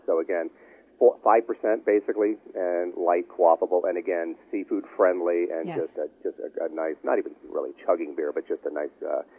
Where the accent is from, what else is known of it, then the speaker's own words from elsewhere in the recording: Southern California, United States; moved away; also born or lived in East Coast; I grew up in Southern California, but brewed on the East Coast